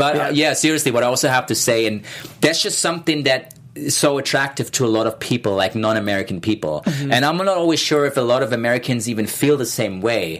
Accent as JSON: {"language": "English", "region": "Berlin", "country": "Germany", "second_language": "English", "moved": "as an adult", "lives_now": "Los Angeles, United States", "said": "I'm from Berlin."}